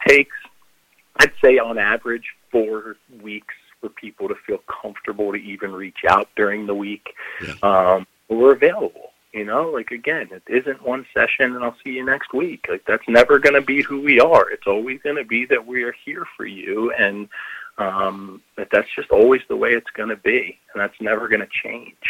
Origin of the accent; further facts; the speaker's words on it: Philadelphia, Pennsylvania, United States; moved away; also born or lived in Rock Hill, South Carolina; I'm from Philadelphia, and so you know Rock Hill, South Carolina is this small town, and I'm very just you know not from there